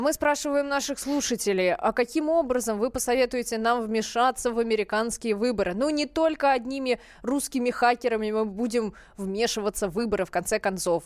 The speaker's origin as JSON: {"language": "Russian", "country": "Russia", "said": "мы, вот, из России"}